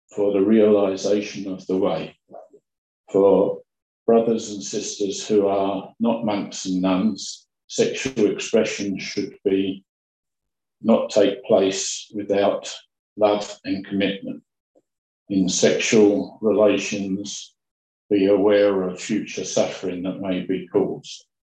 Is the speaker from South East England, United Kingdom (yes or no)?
yes; Kent, South East England, United Kingdom; Kent, my hometown, my home county